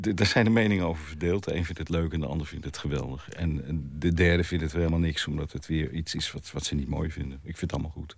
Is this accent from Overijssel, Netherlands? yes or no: no; Haarlem, North Holland, Netherlands; ik ben in Haarlem geboren